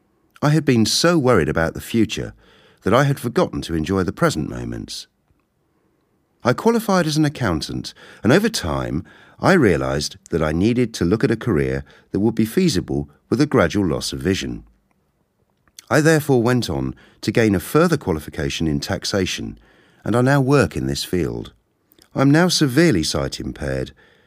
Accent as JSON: {"language": "English", "country": "Kenya", "tie": "born there", "said": "I was born in Kenya 52 years ago."}